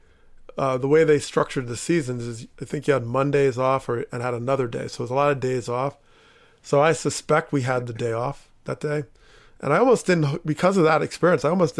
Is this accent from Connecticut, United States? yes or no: no; Teaneck, New Jersey, United States; growing up in Teaneck, New Jersey